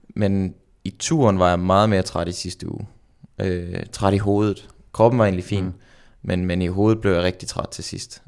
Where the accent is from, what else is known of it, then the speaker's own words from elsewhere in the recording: Randers, Central Denmark Region, Denmark; moved away as an adult; now in Girona, Spain; i Randers hjemme i Randers